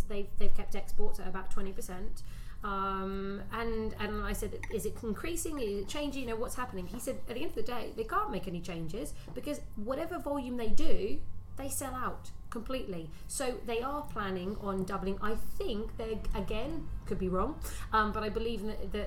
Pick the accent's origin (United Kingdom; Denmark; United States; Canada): United Kingdom; being British myself